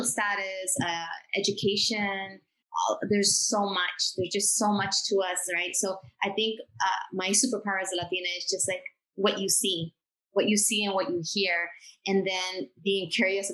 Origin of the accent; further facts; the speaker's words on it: Bolivia; moved away; I'm from Bolivia